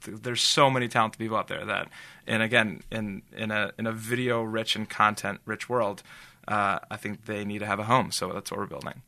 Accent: Los Angeles, California, United States; I grew up in Reseda, just a small city

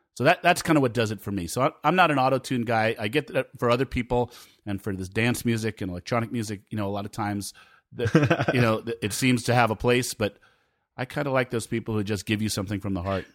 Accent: Rockland County, New York, United States; I was a kid growing up in Rockland County, New York

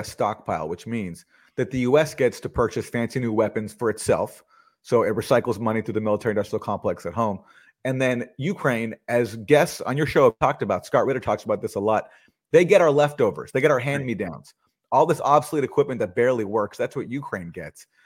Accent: Canada; Max is from the U.S. I'm from Canada.

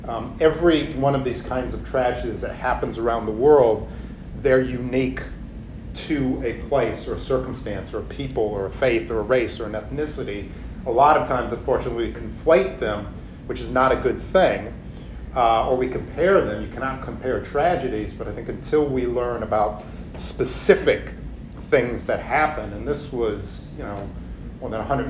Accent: United States; I think as a person of color growing up in America

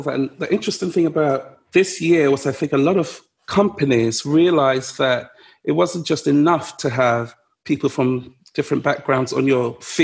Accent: London, United Kingdom; I grew up in Ludwood Grove, you know, where being stopped by the police was part of daily life

